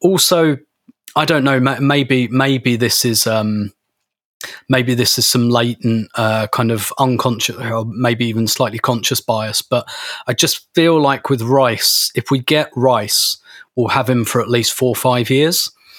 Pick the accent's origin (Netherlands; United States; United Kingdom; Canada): United Kingdom; I'm British, so of course I'm emotionally repressed.